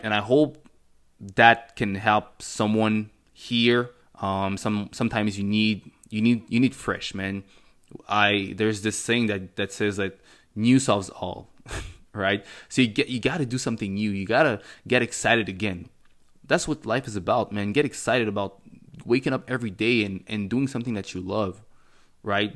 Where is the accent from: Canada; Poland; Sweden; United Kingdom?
Canada; Montreal, Quebec; first language French; English is a second language; also born or lived in Cameroon; I was born in Cameroon. Um, in nineteen ninety-five, came to Canada. I think it was in nineteen ninety-nine when I was about four years old or something like that. Um, and I grew up in Montreal. My first language is, is French